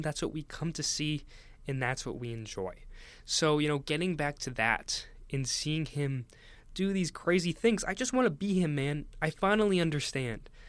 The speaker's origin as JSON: {"language": "English", "region": "Northeast", "country": "United States", "tie": "born or raised there", "said": "I grew up in the Northeast, so I've always kind of been around New York"}